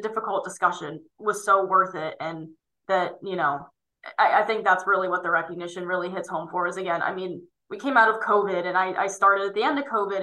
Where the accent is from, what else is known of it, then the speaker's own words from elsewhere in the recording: State College, Pennsylvania, United States; my hometown around um, State College, Pennsylvania